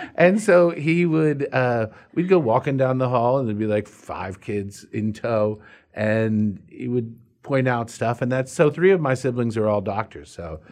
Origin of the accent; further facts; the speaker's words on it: McLean, Virginia, United States; also born or lived in Washington, D.C.; I grew up in McLean, Virginia